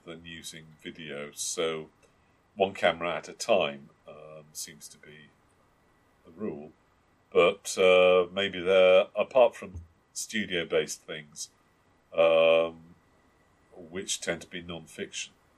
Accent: United Kingdom; we're British and terribly civilized

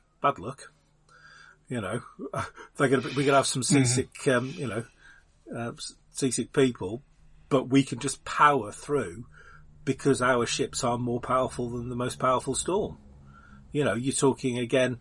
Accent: United Kingdom; as a Brit.

